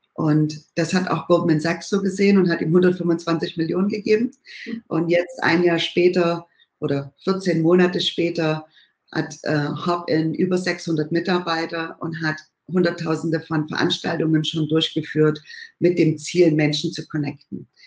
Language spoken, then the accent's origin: German; Bad Schlema, Saxony, Germany; moved away as an adult; now in California, United States; ich komme ursprünglich aus dem Erzgebirge, aus dem schönen Bad Schlema, bin dort aufgewachsen